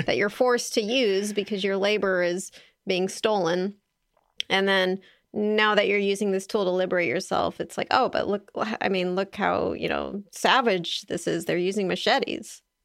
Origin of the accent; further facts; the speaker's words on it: California, United States; I'm a Californian